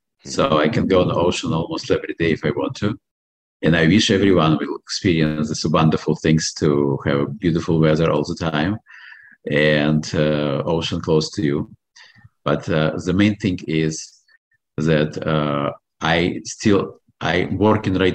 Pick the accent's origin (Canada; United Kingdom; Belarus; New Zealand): Belarus; accent: foreign accent; English is a second language; moved away as an adult; now in Baltimore, United States; When I come from Belarus, I am American citizen, and I come in America almost 30 years ago.